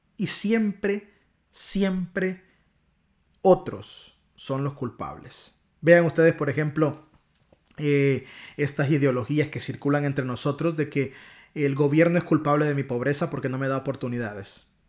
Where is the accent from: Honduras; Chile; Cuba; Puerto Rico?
Honduras; accent: catracho; mi acentazo catracho